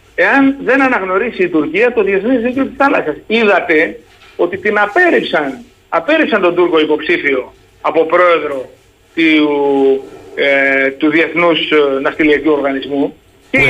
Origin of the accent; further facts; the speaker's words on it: Sparta, Peloponnese, Greece; όταν ήμουν παιδί στη Σπάρτη, εγώ κατάγομαι τη Σπάρτη